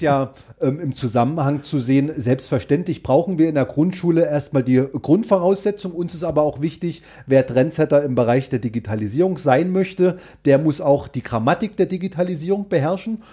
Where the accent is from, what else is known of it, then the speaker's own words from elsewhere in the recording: Görlitz, Saxony, Germany; in meiner Heimatstadt ähm, Görlitz-Skorzelitz